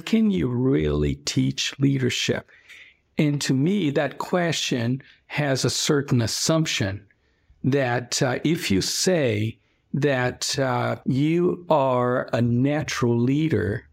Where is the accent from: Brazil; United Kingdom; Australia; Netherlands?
Brazil; now in Ohio, United States; I am originally from Brazil, Where I grew up was during the military dictatorship